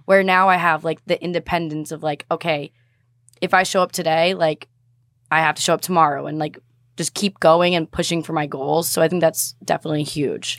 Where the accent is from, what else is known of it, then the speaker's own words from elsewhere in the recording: Boston, Massachusetts, United States; I'm from Boston